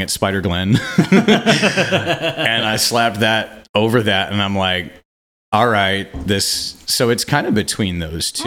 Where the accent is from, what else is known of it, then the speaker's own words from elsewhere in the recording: Quincy, Illinois, United States; moved away as an adult; also born or lived in Saint Joseph, Missouri; now in Kansas City, United States; lived in Quincy, Illinois, my hometown, until I was twenty-one